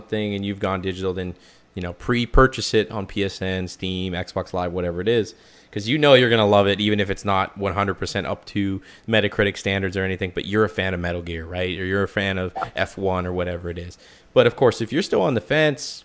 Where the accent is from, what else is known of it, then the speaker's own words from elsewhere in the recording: Canada; I'm a Canadian. It's in my blood